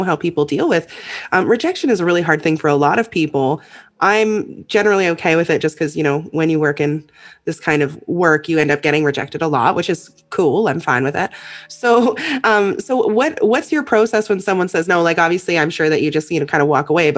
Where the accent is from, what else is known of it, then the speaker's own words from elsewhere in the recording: Vancouver Island, British Columbia, Canada; Vancouver Island. So BC, British Columbia, Canada.